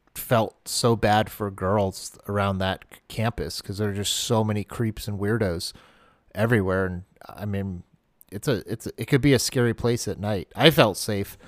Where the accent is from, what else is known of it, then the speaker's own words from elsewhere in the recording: Maine, United States; moved away; when I grew up in Maine